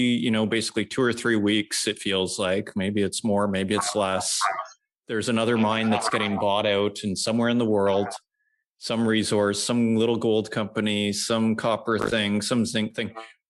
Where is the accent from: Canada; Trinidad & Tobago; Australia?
Canada; northern Saskatchewan; I'm from Saskatchewan, like northern Saskatchewan.